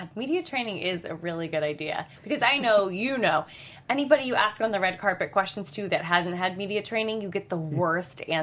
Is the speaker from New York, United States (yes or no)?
no; Amish country in Pennsylvania, United States; I'm from Amish country in Pennsylvania